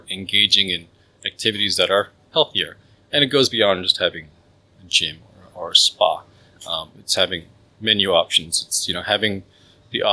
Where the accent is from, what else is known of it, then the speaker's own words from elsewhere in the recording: Malaysia; I'm Malaysian.